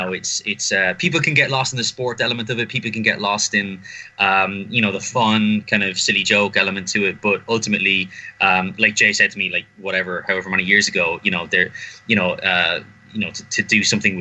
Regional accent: Ireland; as an Irish person

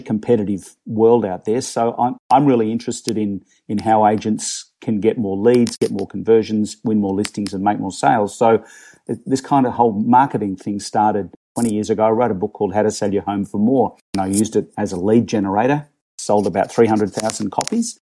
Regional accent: Melbourne, Victoria, Australia; moved away as an adult; now in Toronto, Canada; I'm originally from Melbourne, Australia. Um, long story short, I live, I live here in, in Toronto, in Canada

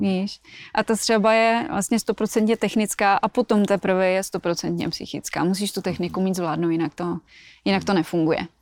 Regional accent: Plzeň Region, Czechia; also born or lived in Colorado, United States / Minnesota, United States; Já jsem tady vyrostla.

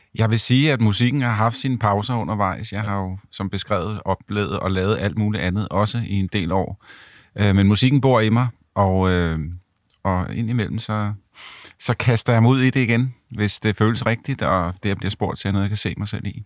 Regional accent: Ganløse, Capital Region of Denmark, Denmark; moved away; mine forældre bor øh, stadigvæk i Ganløs i, i mit barndomshjem

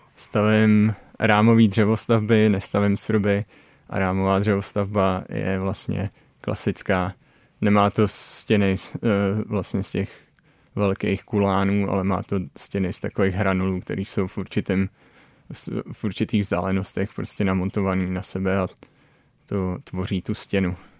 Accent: Dyje-Svratka Valley lowland, South Moravian Region, Czechia; moved away as an adult; now in British Columbia, Canada; jsem se narodil v Polavské nížině

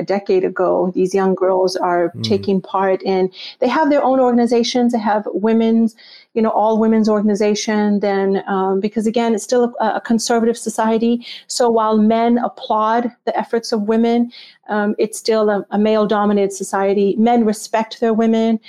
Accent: Texas, United States; also born or lived in Pakistan / near Washington, D.C.; now in Washington, D.C., United States; I was raised in Texas

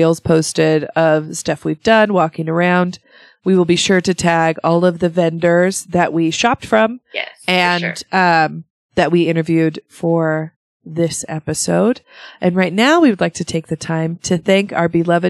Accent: Sweden; moved away; my home country of Sweden

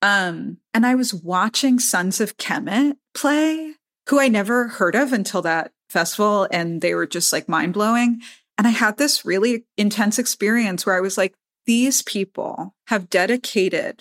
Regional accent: New York City, New York, United States; I'm a New Yorker

